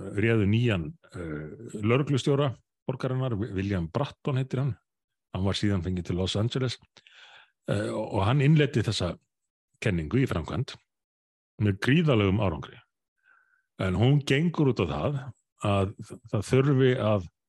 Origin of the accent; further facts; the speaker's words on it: Reykjavík, Capital Region, Iceland; í Breðolti mínu gamla hverfi